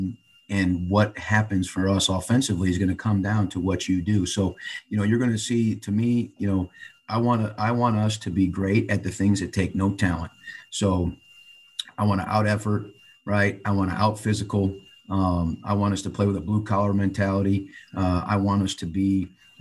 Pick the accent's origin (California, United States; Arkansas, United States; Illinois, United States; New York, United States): Illinois, United States; just outside of Chicago; I grew up just outside of Chicago